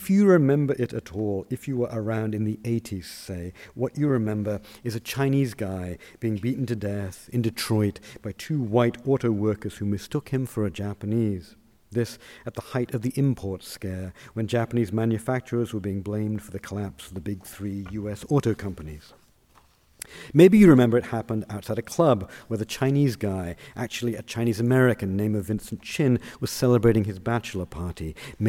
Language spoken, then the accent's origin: English; United Kingdom; I explained I was from Britain.